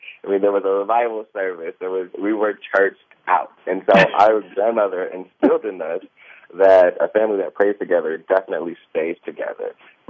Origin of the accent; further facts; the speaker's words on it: the South, United States; I come from the South. I come from a very close-knit family.